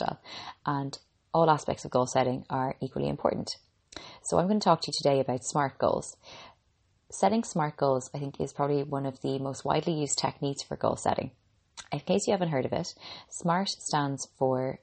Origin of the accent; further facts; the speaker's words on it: Ireland; I'm an Irish girl